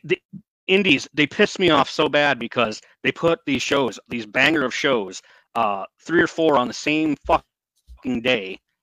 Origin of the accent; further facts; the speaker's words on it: northern Michigan, United States; I lived up in the not in the Upper Peninsula, Michigan, but up up in the higher regions of the state